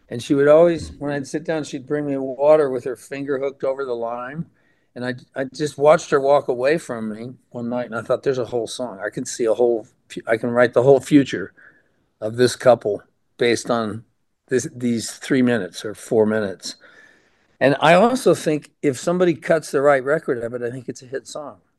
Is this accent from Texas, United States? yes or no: yes; Amarillo, Texas, United States; moved away as an adult; also born or lived in Detroit, Michigan / Cleveland, Ohio / Dallas, Texas; I was born in Detroit, and we lived in Cleveland, in Shaker Heights for a while. Then we moved to Dallas while my mother had my first of my little sisters. Then we moved to Amarillo. And so I was in Amarillo from six until I quit college at 22